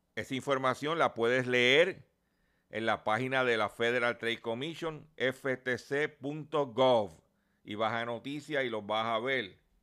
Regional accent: Lares, Puerto Rico; allá en mi pueblo de Lares

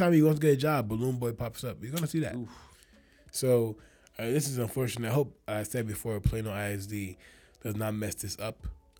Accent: Nigeria; I'm Nigerian.

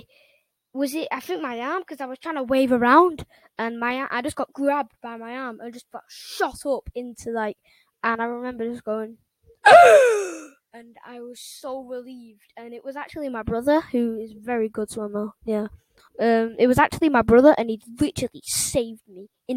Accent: England, United Kingdom; England, which is my home country

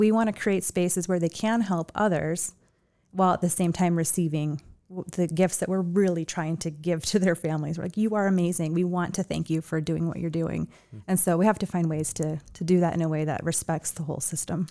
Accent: Chicago, Illinois, United States; also born or lived in Seattle; now in Las Vegas, United States; I grew up in Chicago

